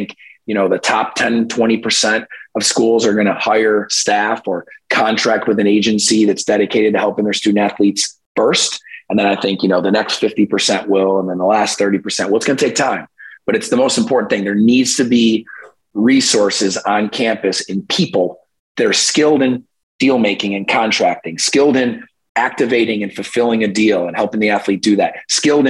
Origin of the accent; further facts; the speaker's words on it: New York, United States; Binghamton University in my home state of New York